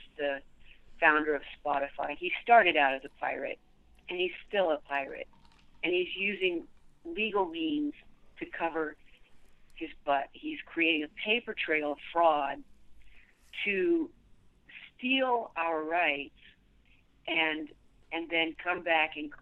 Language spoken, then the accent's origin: English; Texas, United States; my home state, Texas